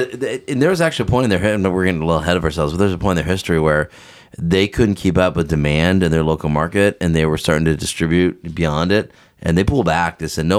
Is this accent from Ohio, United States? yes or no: yes; Ohio, United States; moved away as an adult; also born or lived in Washington, D.C.; I grew up in Ohio.